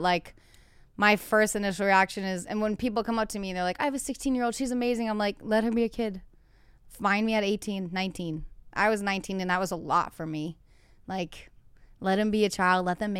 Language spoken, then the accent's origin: English; New England, United States; That's like me because I'm from New England, slapping a bag of wine with a beanie on and a scarf.